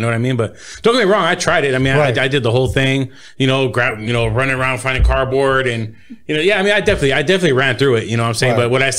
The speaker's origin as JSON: {"language": "English", "town": "Los Angeles", "region": "California", "country": "United States", "tie": "born or raised there", "also_born_or_lived": "Inland Empire, California", "said": "I'm from Boyle Heights, you know, born and raised, you know what I'm saying? Right there, Indiana 6, right behind the Liquors where, you know, where I grew up."}